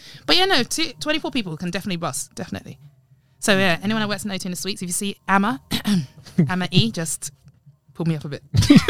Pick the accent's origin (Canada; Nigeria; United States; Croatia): Nigeria; I'm a Nigerian.